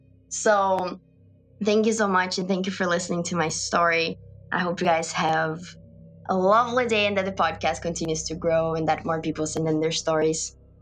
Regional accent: Brazil; moved away; because I'm from Brazil and I'm in this country alone.

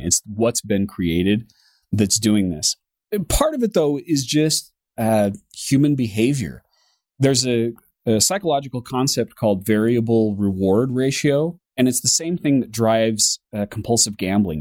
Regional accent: United States; me being an American

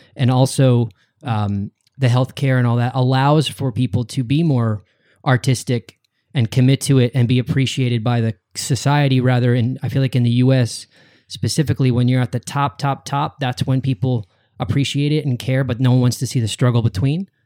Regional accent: West Chester, Downingtown area, Pennsylvania, United States; I'm from outside of Philadelphia as well.

